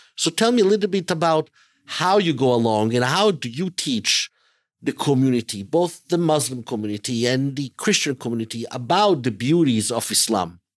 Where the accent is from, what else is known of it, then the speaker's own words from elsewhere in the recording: Italy; moved away; also born or lived in Israel; I was born and raised in Italy, in Europe.